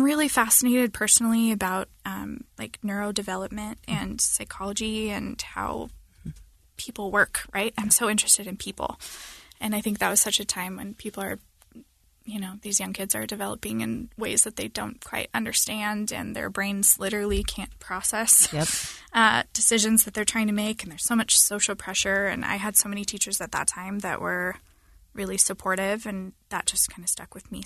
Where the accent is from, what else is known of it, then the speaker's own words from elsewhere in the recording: Linden, Arizona, United States; I'm from Arizona, and I grew up in a small rural area in the mountains of Arizona